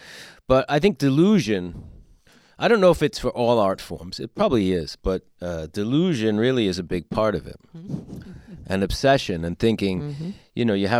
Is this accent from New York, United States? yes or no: yes; New York, United States; In New York, mm-hmm.